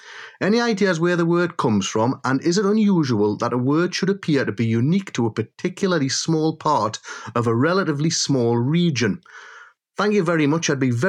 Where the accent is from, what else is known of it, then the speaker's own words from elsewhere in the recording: Jarrow, North East England, United Kingdom; now in County Durham, United Kingdom; from County Durham, but I was born and raised in Jarrow, South Tyneside